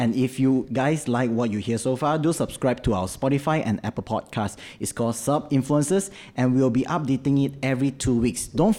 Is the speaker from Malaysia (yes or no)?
yes; Malaysia; we as Malaysian